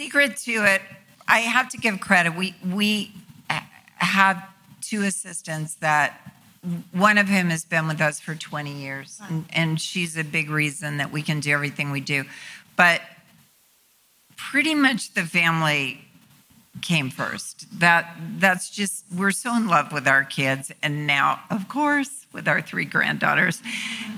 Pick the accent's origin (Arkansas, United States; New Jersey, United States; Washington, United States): Arkansas, United States; North Little Rock; moved away; North Little Rock, where I grew up in Arkansas.